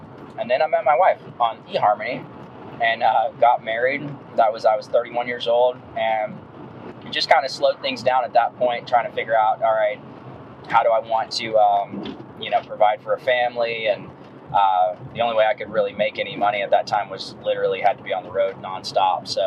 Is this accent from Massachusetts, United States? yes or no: no; Dallas, Texas, United States; moved away as an adult; also born or lived in Frisco, Texas / Kansas City; now in Greer, United States; I'm from Dallas, Texas, Frisco, and graduated in high school in 2001